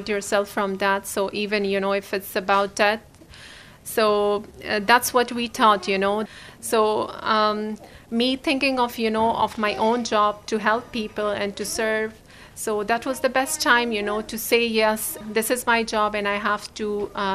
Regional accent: Pakistan; moved away as an adult; also born or lived in Afghanistan; now in Ireland; I was born in Afghanistan and I was really small. I don't even remember that time when we migrated to Pakistan, and I was raised there

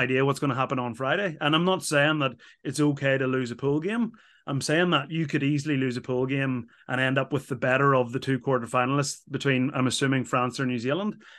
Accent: Ireland; as an Irish person

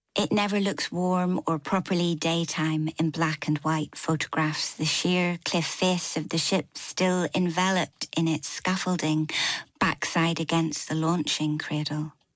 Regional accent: Northern Ireland, United Kingdom; moved away as an adult; now in Newcastle upon Tyne, United Kingdom; I had my whole kind of Irish grandparents on the Falls Road in Belfast

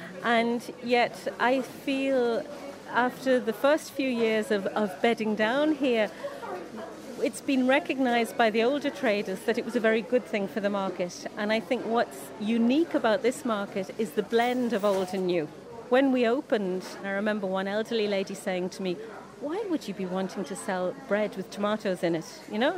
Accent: England, United Kingdom; now in Ireland; I came from England, I only spoke English, and now my children speak Irish.

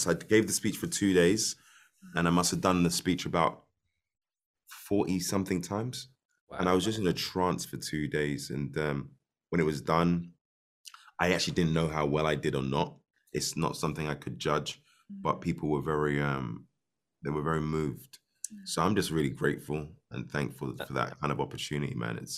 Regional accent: Ireland; I'm Irish

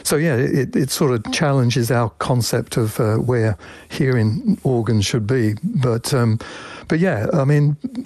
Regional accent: England, United Kingdom; now in Washington, United States; I was 8 years old, and as you can probably tell from my accent, I used to live in England

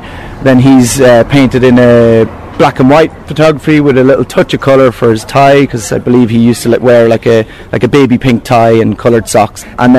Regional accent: Dundalk, County Louth, Ireland; To do it in my hometown

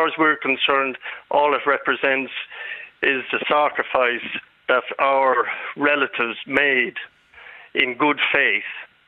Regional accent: Ireland; Well, my family are a family. We're Irish Catholics.

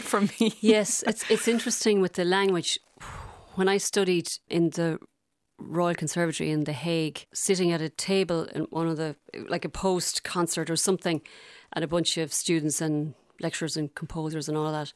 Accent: Galway, Connacht, Ireland; accent: Galway; I do remember my accent slightly changing, not to English, but to more kind of uh, less Gal- Galway than it is now

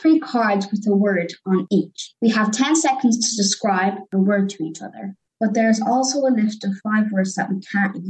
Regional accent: Ballina, Connacht, Ireland; I'm 10 years old and I'm from Ballina, County Mayo.

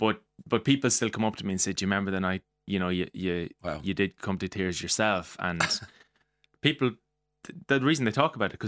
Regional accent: Mullingar, Leinster, Ireland; So, being from Mullingar

